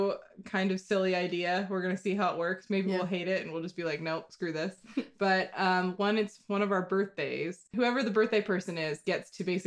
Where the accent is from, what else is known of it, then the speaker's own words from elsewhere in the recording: United States; we're American